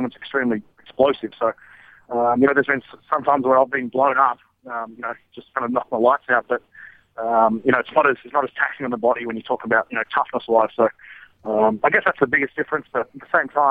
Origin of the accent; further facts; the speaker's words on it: Australia; moved away as an adult; from Australia